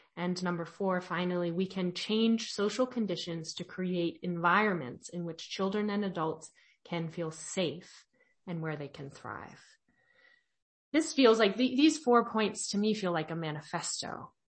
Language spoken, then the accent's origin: English; California, United States; I'm from California